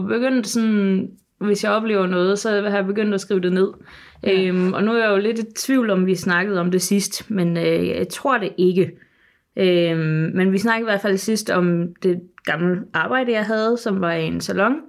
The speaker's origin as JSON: {"language": "Danish", "town": "Sønderborg", "region": "Southern Denmark", "country": "Denmark", "said": "nede, hvor jeg kommer fra i Sønderborg"}